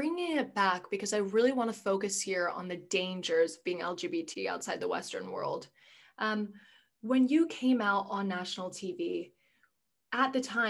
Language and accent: English; Bermuda; I'm from Bermuda